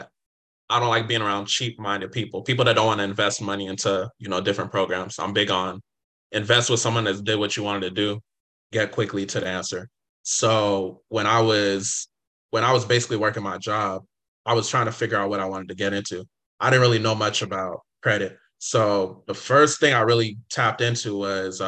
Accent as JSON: {"language": "English", "region": "California", "country": "United States", "tie": "born or raised there", "also_born_or_lived": "Inglewood, California / San Diego, California", "said": "I grew up in California. I was born in Inglewood, California."}